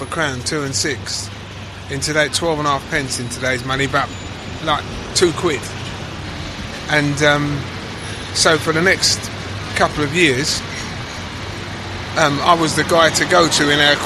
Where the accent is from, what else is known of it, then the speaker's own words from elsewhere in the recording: London, United Kingdom; accent: Cockney; also born or lived in Hackney, London / Islington, London; I was born in Mile End Hospital, which is like 300 yards away from where we are, Bancroft Road. And our first home, I'm one of 11 kids, same mum, same dad. Our first home was in Brick Lane